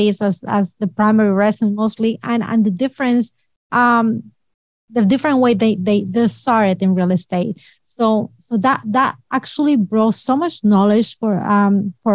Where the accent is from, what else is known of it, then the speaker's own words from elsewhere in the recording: Colombia; moved away as an adult; now in New York, United States; We are immigrants from Colombia. We immigrated 20 years ago